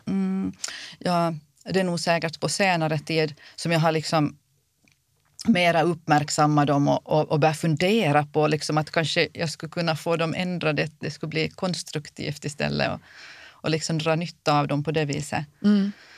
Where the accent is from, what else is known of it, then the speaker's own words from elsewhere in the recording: Kimitoön, Southwest Finland, Finland; jag kommer från Kimitoön